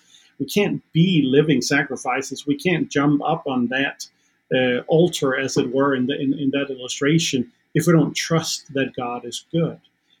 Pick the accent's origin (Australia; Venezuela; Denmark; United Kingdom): Denmark; first language Danish; English is a second language; now in Nashville, United States; Again, I do speak Danish as my mother tongue, so I can even walk around in a supermarket here in Nashville.